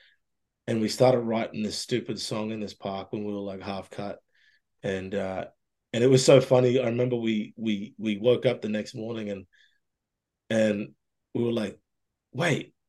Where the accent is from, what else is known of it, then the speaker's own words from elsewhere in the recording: Mossman, Queensland, Australia; moved away as an adult; also born or lived in Brisbane, Australia / Toronto, Canada; now in Ontario, Canada; I left my hometown of Mosman up in Far North Queensland